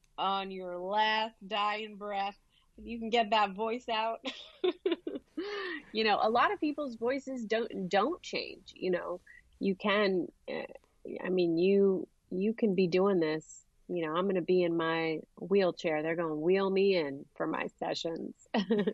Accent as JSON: {"language": "English", "region": "California", "country": "United States", "tie": "born or raised there", "said": "her American kids, you know, growing up in California"}